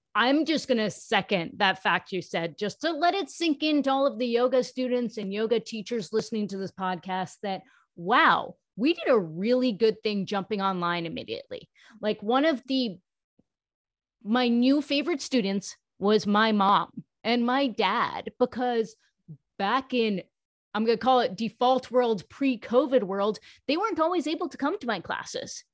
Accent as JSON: {"language": "English", "region": "New York", "country": "United States", "tie": "born or raised there", "said": "I am South Asian. I was born in New York. I'm an American, but my parents were born in India"}